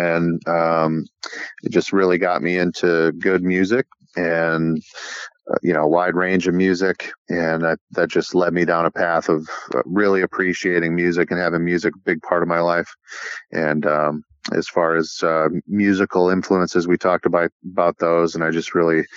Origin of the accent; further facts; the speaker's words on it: Wisconsin, United States; also born or lived in Door County, Wisconsin; in my hometown in Wisconsin